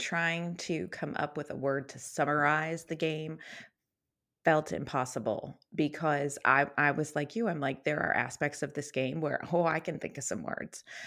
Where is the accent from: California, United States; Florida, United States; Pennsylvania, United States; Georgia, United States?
Pennsylvania, United States; Western; I grew up in Western Pennsylvania